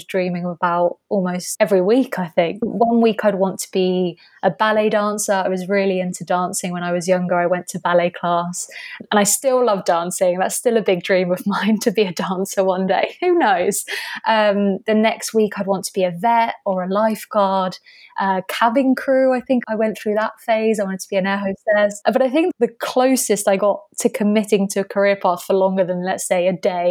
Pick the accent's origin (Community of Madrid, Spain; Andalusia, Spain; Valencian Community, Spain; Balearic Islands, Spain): Valencian Community, Spain; Albir; also born or lived in Canary Islands; I grew up in southeastern Spain in a little village called Albir. It's about a 45-minute drive from Alicante in Spain.